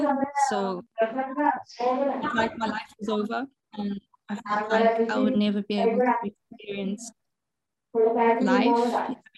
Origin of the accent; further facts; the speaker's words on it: Zimbabwe; moved away as an adult; now in Portugal; I'm from Zimbabwe and I moved to Portugal 3 years ago